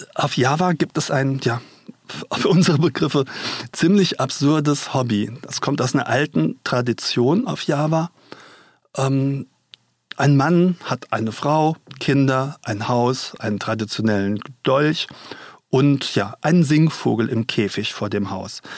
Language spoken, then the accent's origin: German; Mainz, Rhineland-Palatinate, Germany; Ich komme ja aus Mainz und war hier früher oft